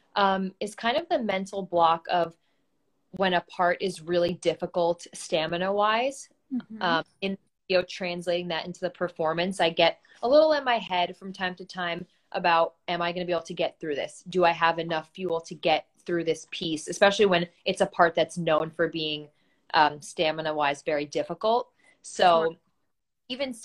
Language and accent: English; Great Neck, New York, United States; born and raised in Great Neck, New York, in Long Island